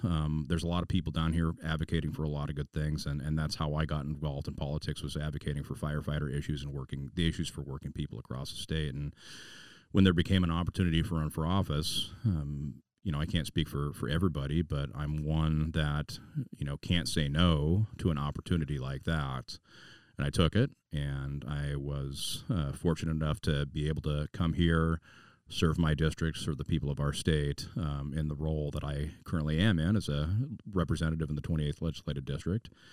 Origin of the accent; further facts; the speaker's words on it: Puyallup, Washington, United States; the Puyallup Armory was my hometown armory